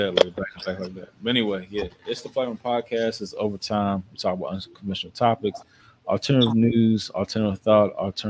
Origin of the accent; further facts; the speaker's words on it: Montgomery County, Maryland, United States; I grew up in Montgomery County. It's the most diverse place